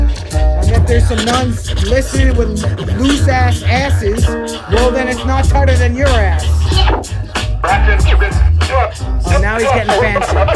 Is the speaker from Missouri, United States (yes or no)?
no; New Jersey, United States; We're from Jersey